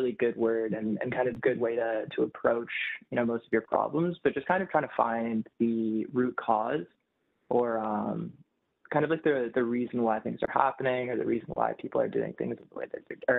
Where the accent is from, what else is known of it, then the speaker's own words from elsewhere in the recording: Toronto, Ontario, Canada; born and raised in Toronto